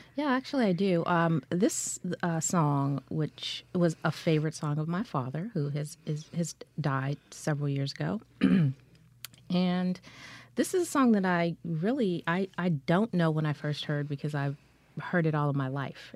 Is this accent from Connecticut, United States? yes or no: no; Culver City, California, United States; I grew up in, uh, Culver City, California, which is in L A County